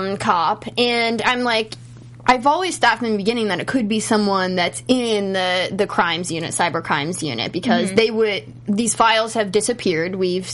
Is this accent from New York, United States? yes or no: no; Pittsburgh, Pennsylvania, United States; I'm from Pittsburgh.